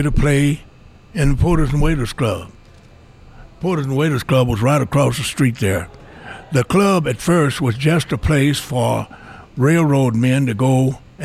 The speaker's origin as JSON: {"language": "English", "region": "Oklahoma", "country": "United States", "tie": "born or raised there", "also_born_or_lived": "Texas / San Jose, California", "moved": "as an adult", "lives_now": "Ogden, United States", "said": "I was born in Texas and raised in Oklahoma"}